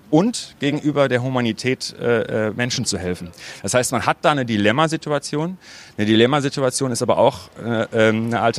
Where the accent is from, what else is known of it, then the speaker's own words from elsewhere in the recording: North Rhine-Westphalia, Germany; Also das Ruhrgebiet ist, äh, ist meine Heimat. Ich finde jede Ruhrgebietstadt ganz gut, äh, aber Dortmund natürlich am besten.